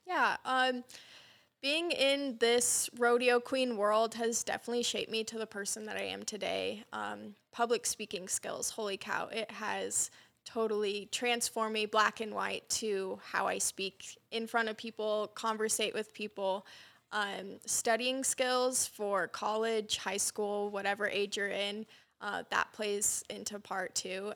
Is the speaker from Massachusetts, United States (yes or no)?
no; Wyola, Montana, United States; also born or lived in Sheridan, Wyoming; I was fortunate enough to be raised on my family's cattle ranch, actually in Wyola, Montana